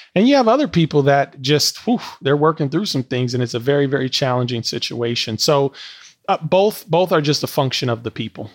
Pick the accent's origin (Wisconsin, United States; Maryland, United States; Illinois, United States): Wisconsin, United States; Milwaukee; moved away as an adult; Milwaukee's still my hometown